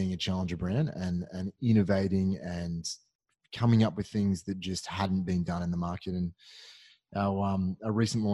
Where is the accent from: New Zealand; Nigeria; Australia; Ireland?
Australia; being an Aussie